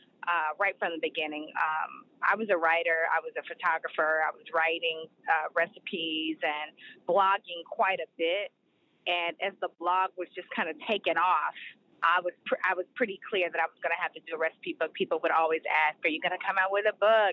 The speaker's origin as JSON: {"language": "English", "town": "Oklahoma City", "region": "Oklahoma", "country": "United States", "tie": "born or raised there", "moved": "yes", "lives_now": "Atlanta, United States", "said": "I grew up in Oklahoma City, Oklahoma, for the most part"}